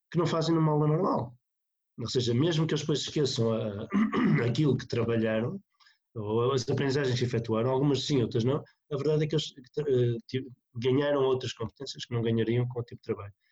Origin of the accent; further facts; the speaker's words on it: North, Portugal; eu, vim do Norte, apesar de estar no Sul